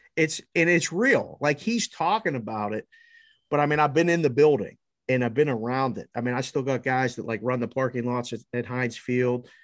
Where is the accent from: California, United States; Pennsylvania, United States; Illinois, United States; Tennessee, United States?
Pennsylvania, United States; Pittsburgh; Born and raised in Pittsburgh.